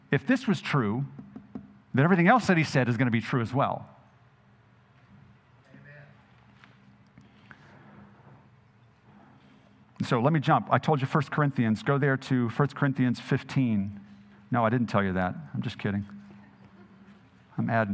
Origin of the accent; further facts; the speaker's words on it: Jackson, Mississippi, United States; I grew up in Jackson, Mississippi for much of my adult life.